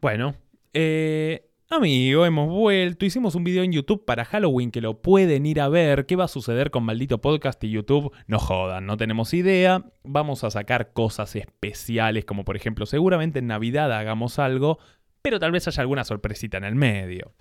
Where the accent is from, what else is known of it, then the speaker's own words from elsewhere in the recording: Argentina; quiero vivir solo en mi país, quiero vivir solo en Argentina